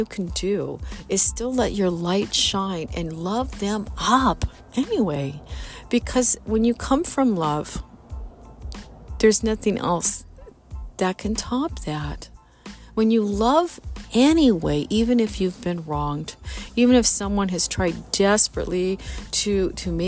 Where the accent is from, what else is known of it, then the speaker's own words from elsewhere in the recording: Missouri, United States; I'm from Missouri, from the good old show me state.